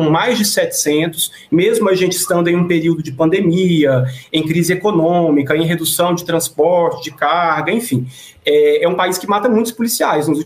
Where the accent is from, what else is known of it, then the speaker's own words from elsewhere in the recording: Brazil; nós deveríamos discutir enquanto brasileiros